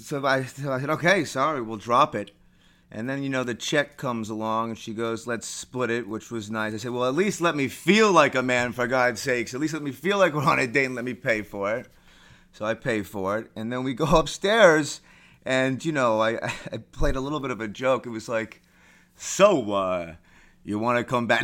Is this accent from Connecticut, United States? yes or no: no; New York City, New York, United States; I'm a native, born and raised New Yorker.